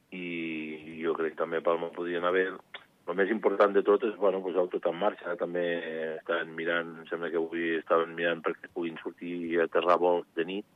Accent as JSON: {"language": "Catalan", "country": "Andorra", "said": "soc home d'Andorra"}